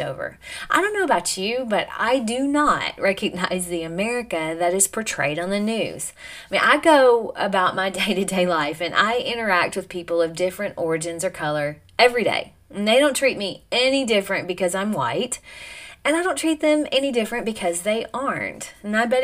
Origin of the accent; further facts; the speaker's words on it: United States; I'm an American